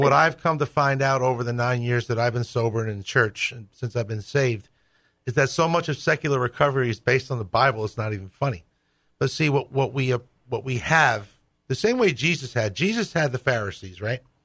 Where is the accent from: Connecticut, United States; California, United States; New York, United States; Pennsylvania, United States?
New York, United States; New York City; moved away; I grew up Catholic in New York City